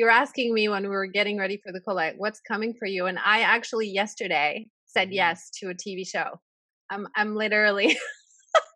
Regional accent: France; moved away as an adult; now in United States; I grew up in France

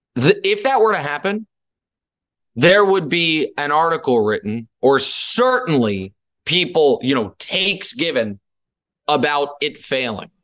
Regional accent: Missouri, United States; moved away; I'm from Missouri

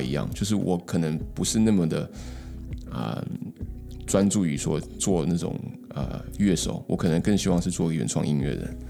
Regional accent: New Zealand; moved away as an adult; also born or lived in Taiwan; now in Beijing, China; 我是在台湾出生，然后从小移民到纽西兰

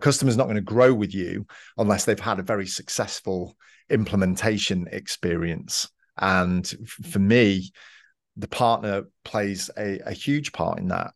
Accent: Manchester, North West England, United Kingdom; moved away as an adult; now in Georgia, United States; I grew up in Manchester in the U K. I moved around a little bit when I was younger, but mostly in Manchester

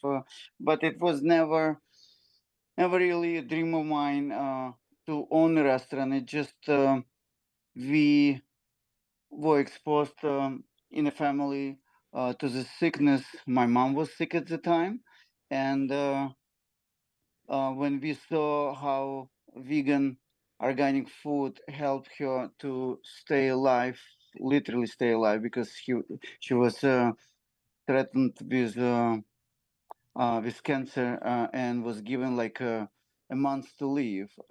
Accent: Ukraine; now in New York, United States; I came from Ukraine. We are Jewish. We lived in Ukraine almost now, at least 32 years ago.

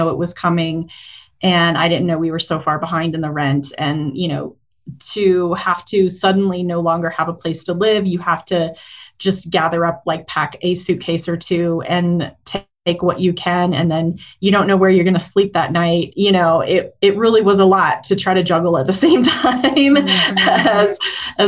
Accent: Denver, Colorado, United States; I grew up primarily in the Denver area. I am a Colorado native

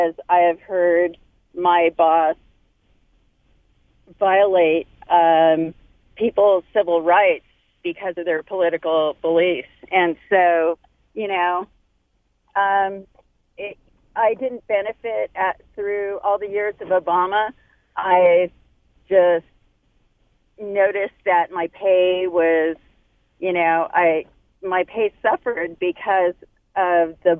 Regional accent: California, United States; I was born and raised in California

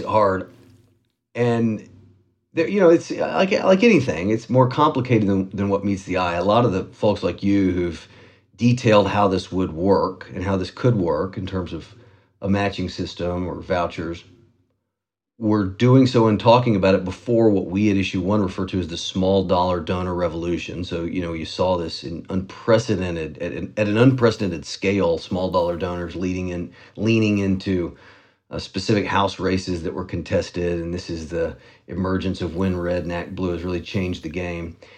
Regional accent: Tennessee, United States; my home state of Tennessee

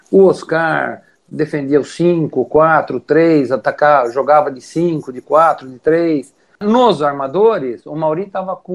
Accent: Brazil; E graças a Deus a gente é brasileiro, né?

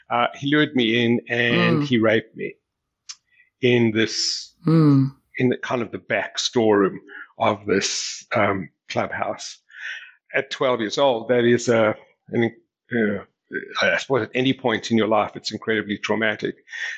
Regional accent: South Africa; As I mentioned, I grew up in South Africa. You know, South Africa in those days was a very conservative society, and I grew up in a very protected environment.

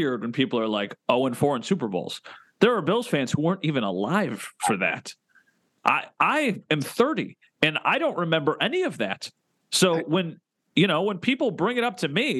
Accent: Buffalo, New York, United States; I'm from Buffalo.

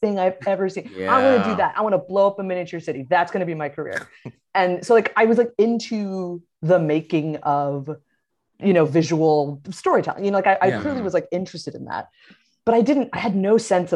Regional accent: New Jersey, United States; moved away as an adult; also born or lived in Orlando, Florida; I was from Jersey, but I had family in Florida

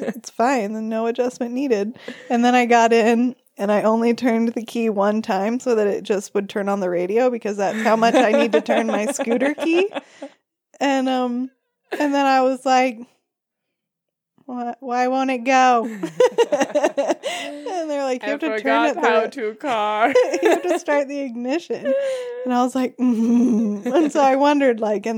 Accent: United States; moved away as an adult; now in Kathmandu, Nepal; We are American.

